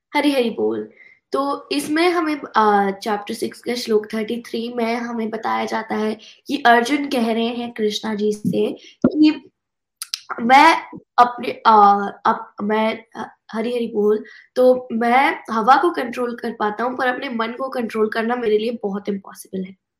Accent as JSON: {"language": "Hindi", "country": "United States", "tie": "born or raised there", "also_born_or_lived": "India", "second_language": "Hindi", "said": "I was born in India yes पर मैं US में at the age of one and half I move here and तो मैं यहाँ पे इंग्लिश सीखी"}